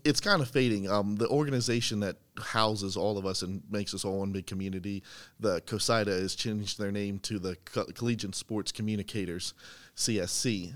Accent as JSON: {"language": "English", "town": "Boiling Springs", "region": "Pennsylvania", "country": "United States", "tie": "born or raised there", "moved": "yes", "said": "I'm from central Pennsylvania. I went to Boiling Springs High School"}